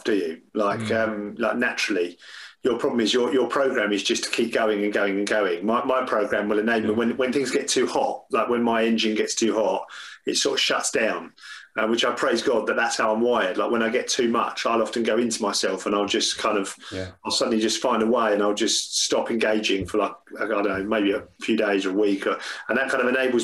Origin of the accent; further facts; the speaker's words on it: England, United Kingdom; we're English